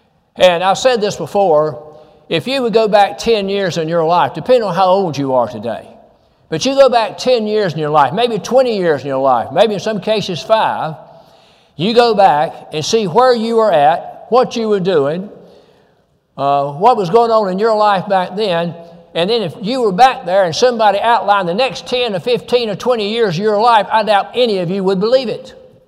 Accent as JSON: {"language": "English", "region": "North Carolina", "country": "United States", "tie": "born or raised there", "also_born_or_lived": "Florida", "moved": "as an adult", "lives_now": "Tennessee, United States", "said": "Now, I grew up in North Carolina. Karen, my wife, grew up in North Carolina. And I stayed there until I was 30 years of age. At the age of 30, I moved to Florida."}